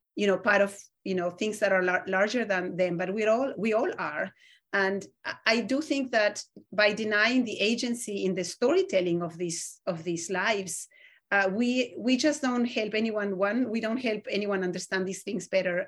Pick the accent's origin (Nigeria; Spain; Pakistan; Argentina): Argentina; moved away; I grew up in Argentina, which has one of the largest Jewish communities in Latin America